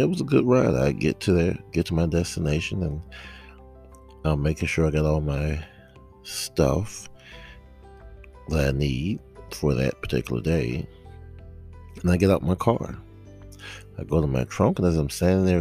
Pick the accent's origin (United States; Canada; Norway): United States; South Georgia; I am a native Georgian, born and raised in South Georgia